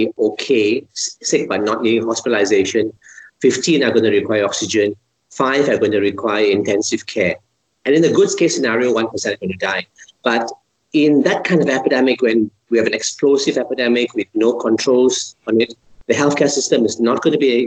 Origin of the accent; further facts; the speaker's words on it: Malaysia; I'm a Malaysian